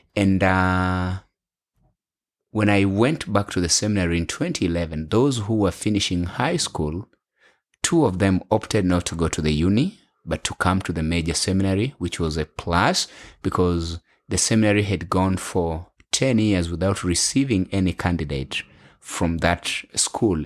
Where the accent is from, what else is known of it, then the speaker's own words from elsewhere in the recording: Western, Kenya; English is a second language; moved away as an adult; also born or lived in Bungoma / Nairobi / Ethiopia; now in Australia; I am a Kenyan. And so it is my home